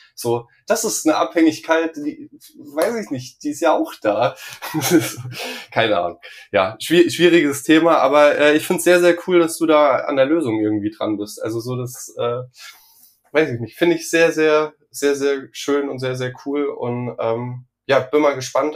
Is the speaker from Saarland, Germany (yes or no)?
yes; Saarland, Germany; Ich komme ja aus dem Saarland